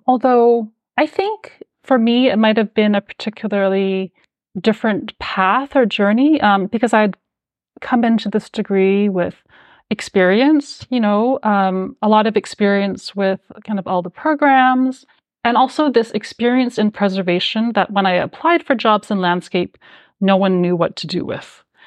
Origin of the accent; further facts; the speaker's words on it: Calgary, Alberta, Canada; also born or lived in New York; now in Toronto, Canada; I grew up in Calgary, Alberta